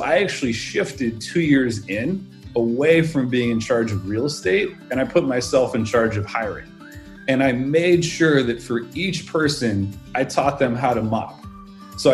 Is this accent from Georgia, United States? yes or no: no; San Francisco Bay Area, California, United States; I grew up in the San Francisco Bay Area